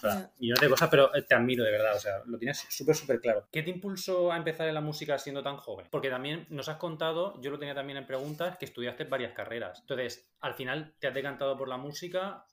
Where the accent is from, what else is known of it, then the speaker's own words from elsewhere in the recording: Region of Murcia, Spain; siendo nosotros de Murcia